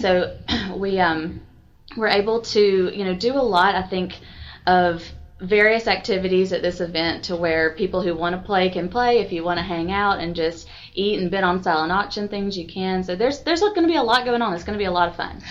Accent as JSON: {"language": "English", "town": "Milledgeville", "region": "Georgia", "country": "United States", "also_born_or_lived": "Macon / Atlanta", "moved": "as an adult", "lives_now": "Newnan, United States", "said": "I'm from Milledgeville, Georgia"}